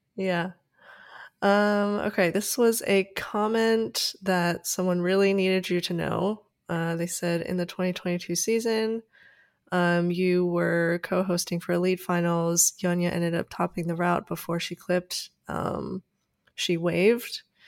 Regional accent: United States; as an American

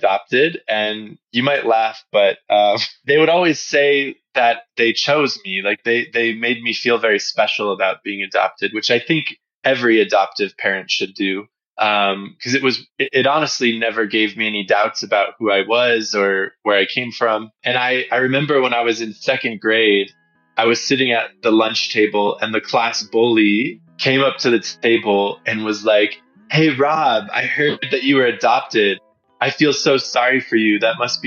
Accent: Detroit, Michigan, United States; the suburbs of Detroit where I grew up, it's a great place for kids.

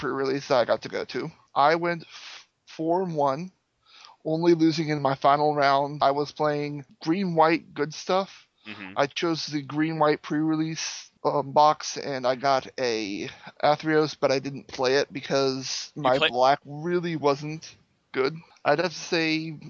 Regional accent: Milan, Indiana, United States; I'm from Milan, Indiana, which is, if you ask the rest of the world, it's pronounced Milan.

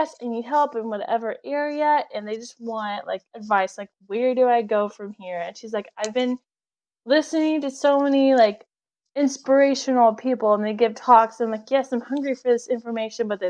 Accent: Texas, United States; moved away as an adult; also born or lived in Tulsa, Oklahoma; now in Oklahoma, United States; I'm from Texas. So I was at my parents' house in Texas.

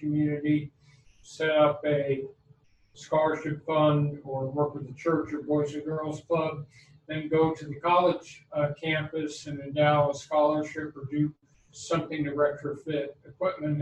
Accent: Los Angeles, California, United States; I grew up in Los Angeles

